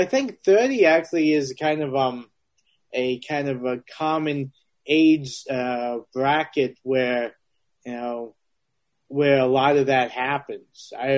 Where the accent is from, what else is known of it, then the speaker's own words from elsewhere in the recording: Transylvania, Romania; Yeah, I'm from Transylvania.